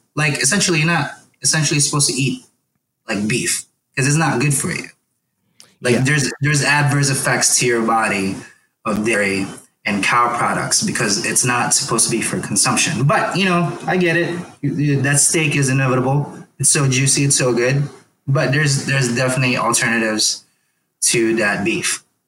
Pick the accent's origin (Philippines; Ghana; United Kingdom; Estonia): Philippines; moved away; I grew up in the Philippines where we had to hunt for some some of our food too